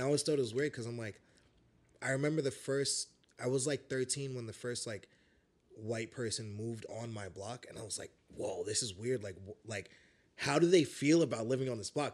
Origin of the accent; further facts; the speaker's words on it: New York City, New York, United States; also born or lived in Chicago; I was born, like, pretty much here in Bed-Stuy.